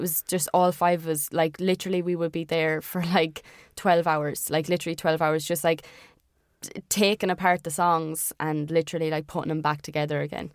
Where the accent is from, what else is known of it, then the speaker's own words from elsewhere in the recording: Ireland; accent: Irish; for being Irish